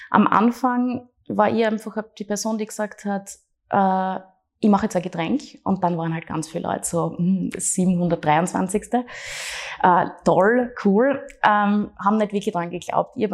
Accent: Graz, Styria, Austria

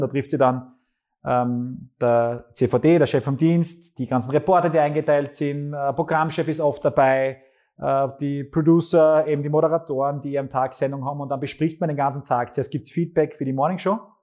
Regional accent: Graz, Styria, Austria; born or raised there; also born or lived in Wilfersdorf bei Gleisdorf

